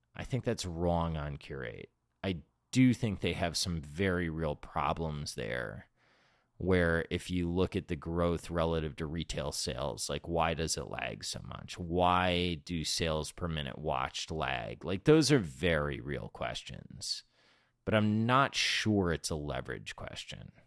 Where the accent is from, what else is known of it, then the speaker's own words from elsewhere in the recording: South Florida, United States; I grew up in South Florida